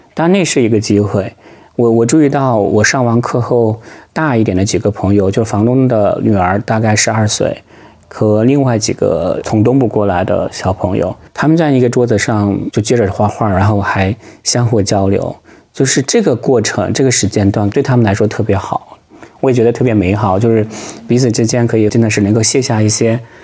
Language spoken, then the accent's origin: Chinese; China; moved away as an adult; also born or lived in Ukraine; now in The Hague, Netherlands; 因为我们是中国人嘛